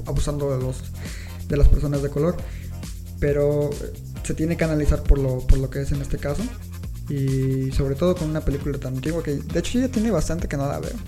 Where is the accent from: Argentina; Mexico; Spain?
Mexico; uno como mexicano